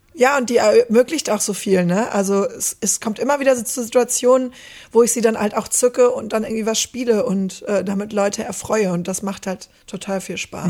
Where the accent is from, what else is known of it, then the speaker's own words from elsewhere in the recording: Stromberg, North Rhine-Westphalia, Germany; also born or lived in Netherlands / Beckum; ich komme hier aus der Ecke, aus Stromberg.